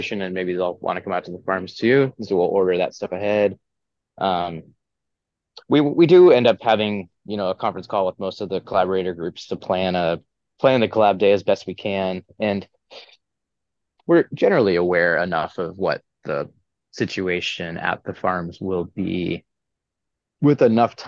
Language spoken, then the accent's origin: English; Northwest Washington, United States; also born or lived in Colorado; now in Yakima, United States; I grew up in Northwest Washington